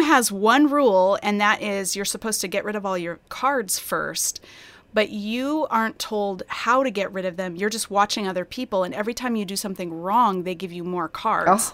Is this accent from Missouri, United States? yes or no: no; Colorado, United States; I grew up in Colorado